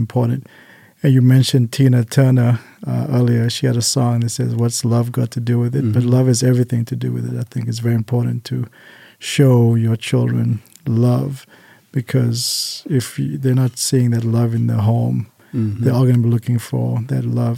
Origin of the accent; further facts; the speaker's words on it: Cape Town, Western Cape, South Africa; now in Las Vegas, United States; I'm originally from Cape Town, South Africa, but I've lived in the United States since 1997